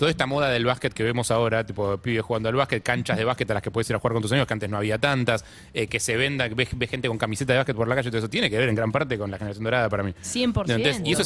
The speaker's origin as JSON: {"language": "Spanish", "town": "Coronda", "region": "Santa Fe", "country": "Argentina", "said": "Soy de Coronda, de la capital nacional de la frutilla."}